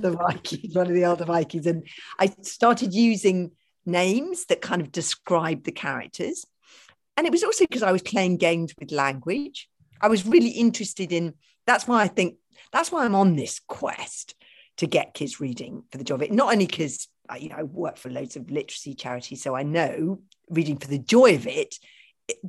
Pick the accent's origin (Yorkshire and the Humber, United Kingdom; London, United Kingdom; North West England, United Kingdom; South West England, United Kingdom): London, United Kingdom; I grew up in London in a house without a garden